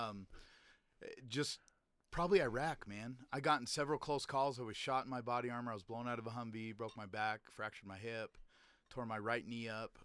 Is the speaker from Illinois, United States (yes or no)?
no; Utah, United States; also born or lived in Layton, Utah; growing up in Utah